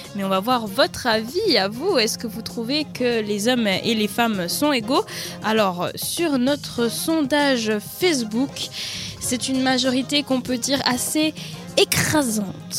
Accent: Jura, Switzerland; je viens du nord, du Jura

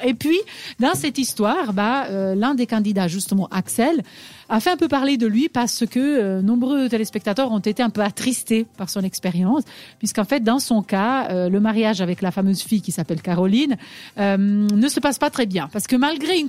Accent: Switzerland; chez nous en Suisse

